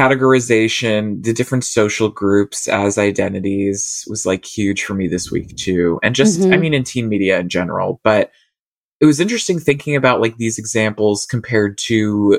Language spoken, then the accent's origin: English; Australia; I'm Australian.